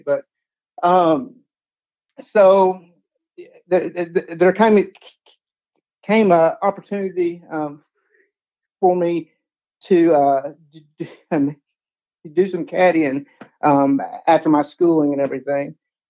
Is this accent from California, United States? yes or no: no; Paducah, Kentucky, United States; back into a role here in my hometown of Paducah.